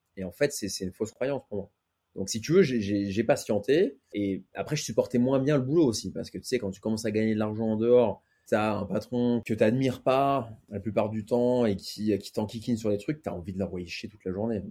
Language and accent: French; Paris, Île-de-France, France; je suis né à Paris, le contexte, c'est grandi avec ma mère